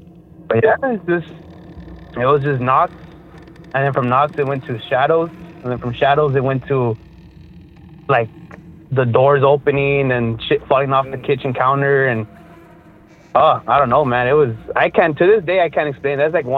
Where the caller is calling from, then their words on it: McAllen, Texas, United States; I'm calling from McAllen, Texas.